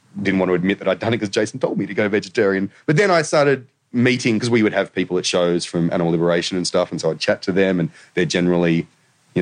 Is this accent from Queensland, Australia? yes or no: no; the Shire, New South Wales, Australia; I was from the Shire